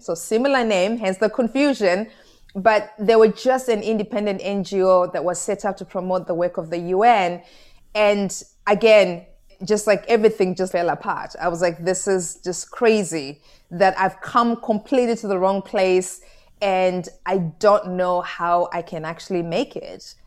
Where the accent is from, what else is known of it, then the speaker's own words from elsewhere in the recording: Goromonzi, Mashonaland East, Zimbabwe; moved away as an adult; also born or lived in London; I was born in a small village in Zimbabwe called Goromonzi, and my gogo, my grandmother raised me